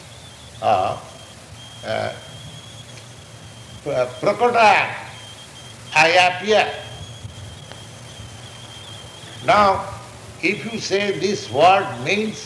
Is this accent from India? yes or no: yes; India; moved away; I am Indian, I am person and my place, India, is different.